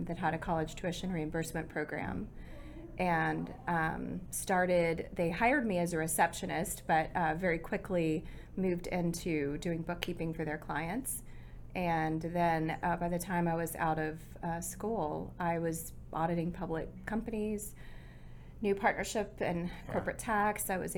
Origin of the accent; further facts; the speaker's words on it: Fort Worth, Texas, United States; also born or lived in Corpus Christi / Houston; I grew up in Fort Worth, though, really in the city